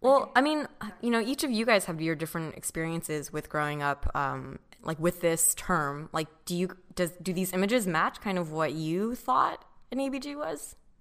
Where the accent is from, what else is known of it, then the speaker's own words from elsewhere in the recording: Orange County, California, United States; I grew up in Orange County.